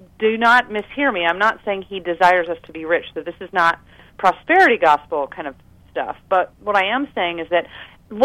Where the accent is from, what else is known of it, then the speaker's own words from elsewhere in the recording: United States; I was born right outside of Washington, D.C.